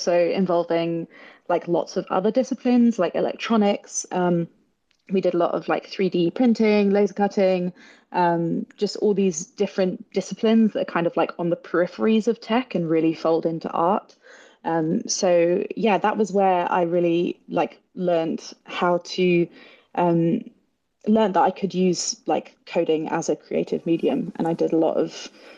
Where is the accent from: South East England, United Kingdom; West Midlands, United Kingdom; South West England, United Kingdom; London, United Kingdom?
South West England, United Kingdom; near Bath; I am English. I grew up near Bath, which is a lovely city in the sort of southwest of England.